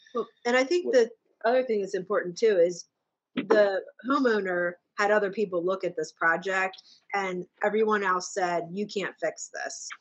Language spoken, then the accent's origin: English; Boyertown, Pennsylvania, United States; also born or lived in Douglasville, Pennsylvania; we lived in Boyertown and then um, Douglasville